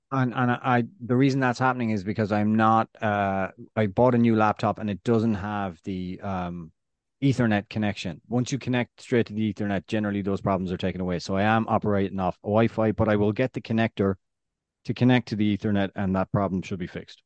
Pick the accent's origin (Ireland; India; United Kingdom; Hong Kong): Ireland; west of Ireland; accent: West of Ireland Irish; I've got my Irish accent, my West of Ireland Irish accent.